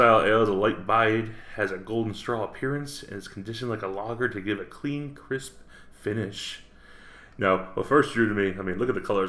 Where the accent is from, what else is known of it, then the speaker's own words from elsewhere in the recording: by the Hudson River, New York, United States; So I grew up in my hometown up in New York.